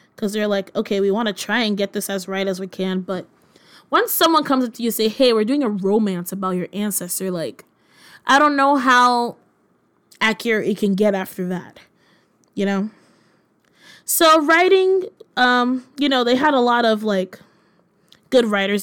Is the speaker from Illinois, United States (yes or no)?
no; Virginia, United States; I am born and raised in Virginia